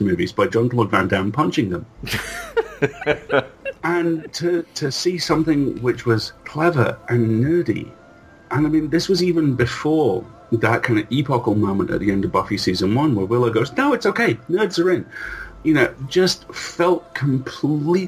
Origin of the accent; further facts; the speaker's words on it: Isle of Man; I grew up on the Isle of Man, which is the small island between England